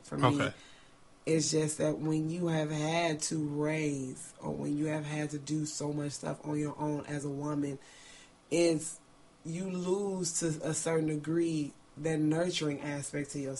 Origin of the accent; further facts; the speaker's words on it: Chicago, Illinois, United States; Growing up in Chicago, and growing up in the neighborhood that I grew up